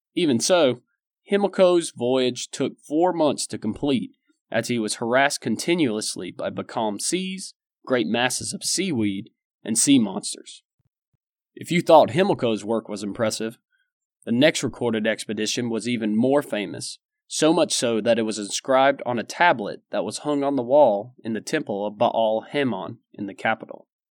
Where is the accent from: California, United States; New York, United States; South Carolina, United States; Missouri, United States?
South Carolina, United States; my home state of South Carolina